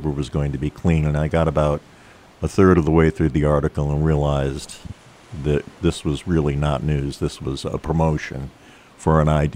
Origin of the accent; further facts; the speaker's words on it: Great Barrington, Massachusetts, United States; also born or lived in Stockbridge, Massachusetts; now in Lee, United States; I grew up in Great Barrington and lived in Stockbridge for the last 18 years or so